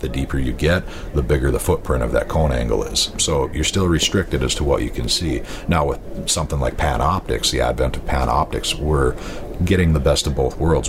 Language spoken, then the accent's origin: English; North Dakota, United States; also born or lived in southwestern Wisconsin; now in Wisconsin, United States; I grew up in North Dakota